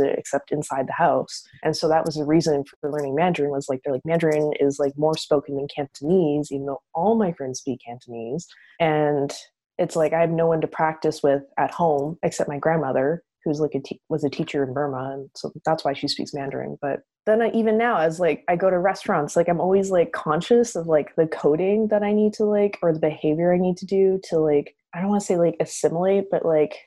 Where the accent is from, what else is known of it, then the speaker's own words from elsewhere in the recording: Calgary, Alberta, Canada; I've grown up here in Canada, in Calgary.